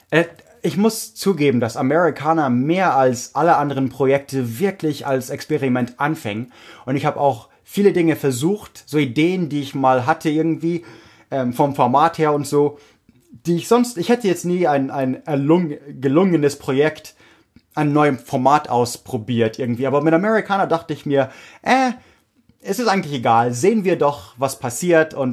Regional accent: Oregon, United States; German is a second language; okay, ich komme aus Oregon.

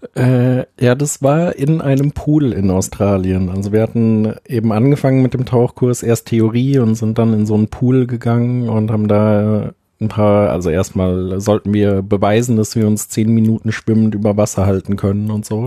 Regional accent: Linz am Rhein, Rhineland-Palatinate, Germany; in meiner Heimatstadt ähm, in Linz am Rhein gibt es sehr viele Fachwerkhäuser

